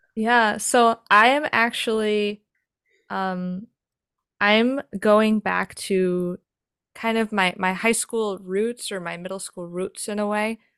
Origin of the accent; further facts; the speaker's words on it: New York, United States; I grew up in New York